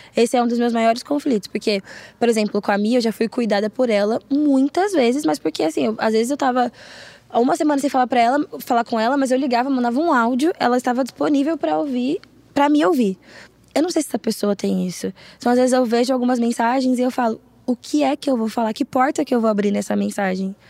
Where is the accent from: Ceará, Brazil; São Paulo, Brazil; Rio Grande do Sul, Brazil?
São Paulo, Brazil; eu sou de São Paulo